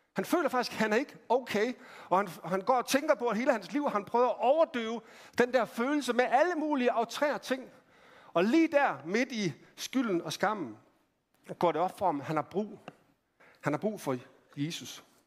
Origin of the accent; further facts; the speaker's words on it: Randers, Central Denmark Region, Denmark; Jeg voksede op i, øh, i Randers